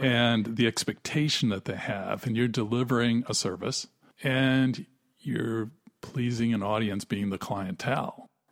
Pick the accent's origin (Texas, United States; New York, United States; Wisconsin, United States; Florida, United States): Wisconsin, United States; I was from Wisconsin, and we both grew up in tremendously free environments